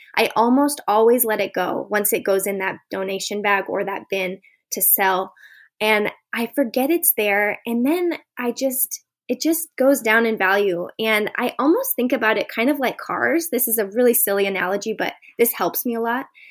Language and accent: English; Boise, Idaho, United States; I am from Boise, Idaho